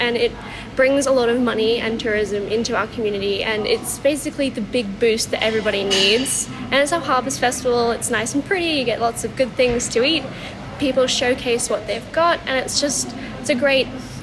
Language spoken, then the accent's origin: English; Dalveen, Queensland, Australia; also born or lived in Brisbane / London; We're from Dalveen, which is not that far out of Stanthorpe